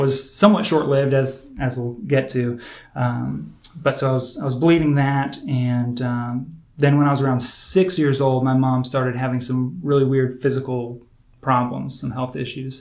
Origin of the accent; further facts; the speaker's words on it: Indiana, United States; I was born in Indiana